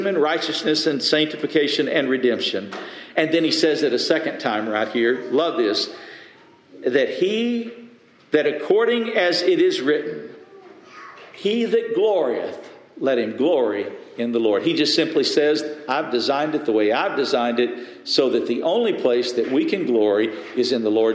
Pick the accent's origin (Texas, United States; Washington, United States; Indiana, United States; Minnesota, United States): Texas, United States; West; I grew up in West Texas